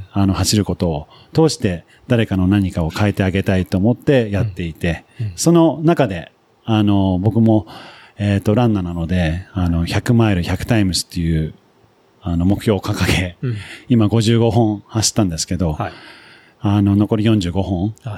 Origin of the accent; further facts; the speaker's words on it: Nagano, Japan; also born or lived in United Kingdom / United States; 出身はですね、長野で育って、それで、あの、幼少期は、イギリスに父親の出張、あの仕事の関係で住んでたこともあり